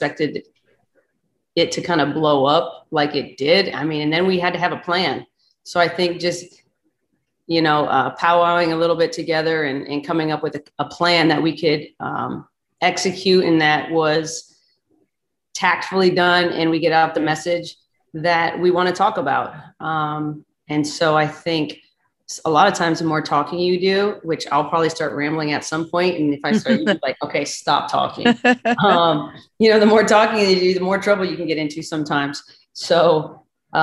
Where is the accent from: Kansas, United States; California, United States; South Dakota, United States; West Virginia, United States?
South Dakota, United States; I'm from South Dakota